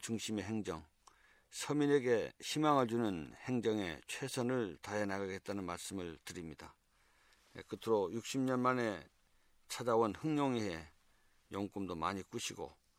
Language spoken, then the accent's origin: Korean; Seogwipo, Jeju, South Korea; 저는 서귀포에서 나고 자란 음, 토박이입니다.